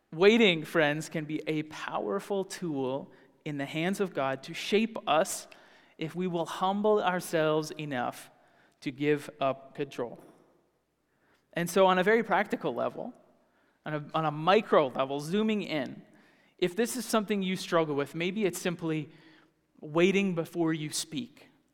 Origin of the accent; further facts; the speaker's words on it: the South, United States; moved away; I grew up in the South